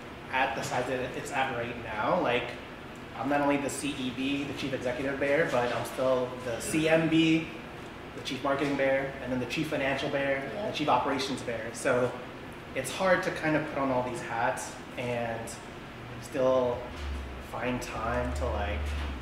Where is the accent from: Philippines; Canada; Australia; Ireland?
Philippines; We're both Filipino, but when we were dating, she was thinking AP Mandarin.